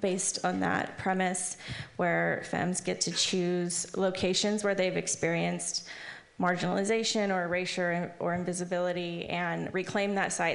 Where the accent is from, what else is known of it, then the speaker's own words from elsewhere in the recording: the South, United States; moved away as an adult; now in Bay Area, United States; I'm from the South originally